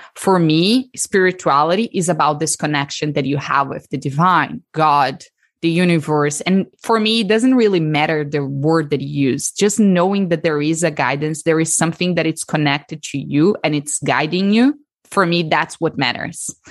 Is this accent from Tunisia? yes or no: no; Brazil; accent: Brazilian; moved away as an adult; also born or lived in Texas, United States; now in United States; So the accent is from Brazil. So I'm from Brazil, born and raised there